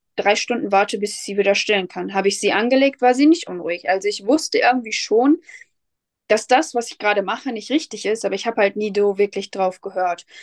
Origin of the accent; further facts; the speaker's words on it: Lipburg, North Rhine-Westphalia, Germany; ich komme aus Lipburg, das ist in der Nähe von Soest